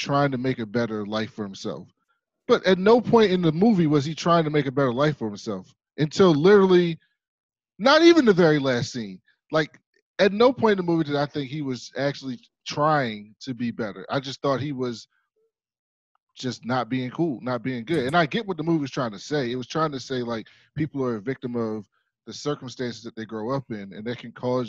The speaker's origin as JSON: {"language": "English", "town": "Baltimore", "region": "Maryland", "country": "United States", "said": "I'm from Baltimore"}